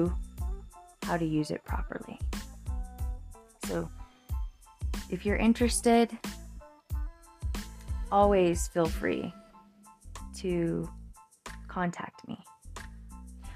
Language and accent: English; Fremont County, Colorado, United States; my hometown, Fremont County, Colorado